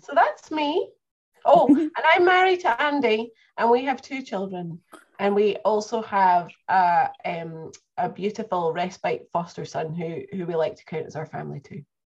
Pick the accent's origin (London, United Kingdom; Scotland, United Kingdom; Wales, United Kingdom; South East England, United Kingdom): Scotland, United Kingdom; Perth; also born or lived in Northern Ireland; now in Cumbria, United Kingdom; I was born in Perth, Scotland nearly 40 years ago and have lived in Scotland, Northern Ireland, and now in Cumbria in England